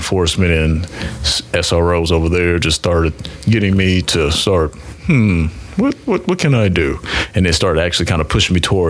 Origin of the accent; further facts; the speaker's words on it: Kansas City, Kansas, United States; I'm from the Kansas side.